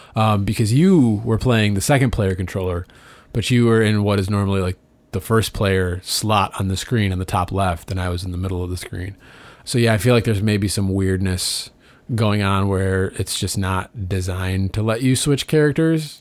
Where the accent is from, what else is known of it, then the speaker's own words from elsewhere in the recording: Detroit, Michigan, United States; we're from Detroit